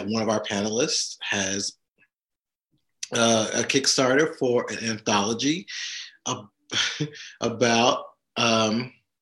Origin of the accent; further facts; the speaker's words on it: the South, United States; moved away; I am from the South. I am a Gen Xer from the South.